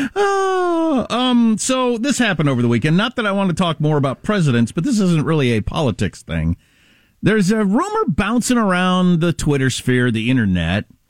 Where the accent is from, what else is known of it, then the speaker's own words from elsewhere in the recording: California, United States; as a Californian.